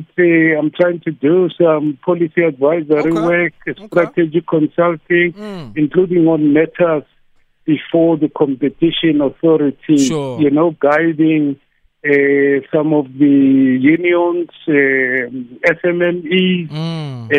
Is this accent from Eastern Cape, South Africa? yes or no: no; Soweto, Gauteng, South Africa; I'm from Dofaya, yeah, Meadowlands, Soweto. Born in 1968, grew up here